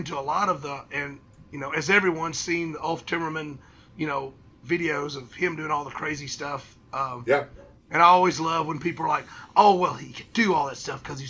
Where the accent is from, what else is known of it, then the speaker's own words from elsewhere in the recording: United States; accent: hillbilly; my hillbilly accent